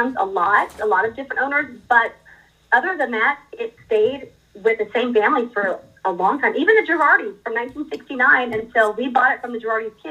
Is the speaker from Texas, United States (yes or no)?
yes; Dallas, Texas, United States; I grew up in Dallas